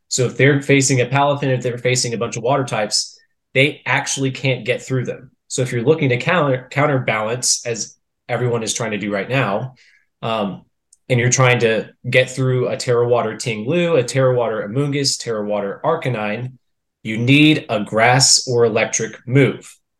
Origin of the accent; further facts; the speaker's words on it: Texas, United States; I was born and raised in Texas.